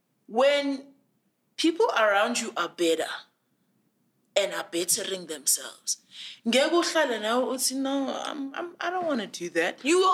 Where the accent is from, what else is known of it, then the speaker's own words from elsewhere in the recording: Tongaat, KwaZulu-Natal, South Africa; Exactly, because I'm from Tongat. Like, about 15, 20 minutes walk to the Hewlett factory. I'm from a factory town. I might have had access to, like, very good education, but essentially that's where I'm from.